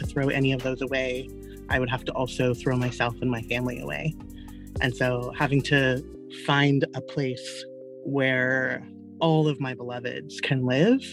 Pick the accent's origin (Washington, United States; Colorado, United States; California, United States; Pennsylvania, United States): California, United States; Los Angeles; moved away as an adult; also born or lived in San Francisco Bay Area; I grew up in South Central